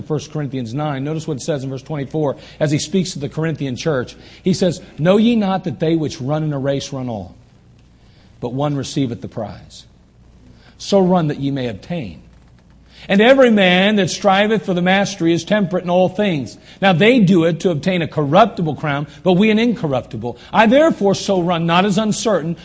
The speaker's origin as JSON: {"language": "English", "country": "United States", "said": "as American Christians, Christians in America"}